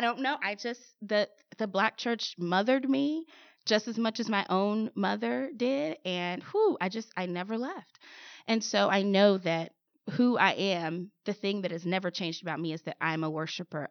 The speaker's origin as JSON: {"language": "English", "town": "St. Louis", "region": "Missouri", "country": "United States", "tie": "born or raised there", "said": "Saint Louis. That's my hometown, born and raised."}